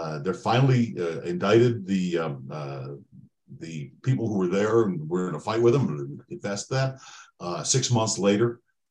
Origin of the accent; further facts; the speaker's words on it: Highland Park, Illinois, United States; now in Lake Forest, United States; I grew up in Highland Park, and Highland Park is today much more of an urban downtown than right. It was when I was growing up there.